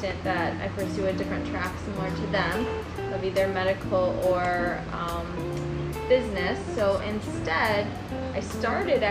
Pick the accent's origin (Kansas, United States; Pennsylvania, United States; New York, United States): New York, United States; Cicero; now in New York City, United States; although I live in New York City right now, I grew up upstate in Syracuse, so a little town called Cicero